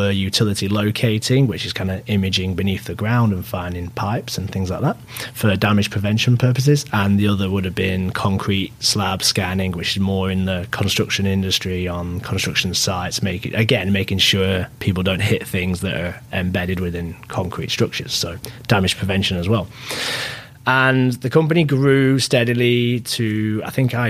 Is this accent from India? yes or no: no; England, United Kingdom; moved away as an adult; now in Vancouver, Canada; I was born in Vancouver, actually, to a Mexican father and an English mother, and then moved back to England at an early age, and I was raised there